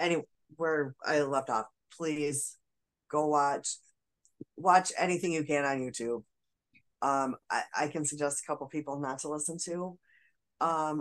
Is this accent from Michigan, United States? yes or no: yes; Michigan, United States; I was from Michigan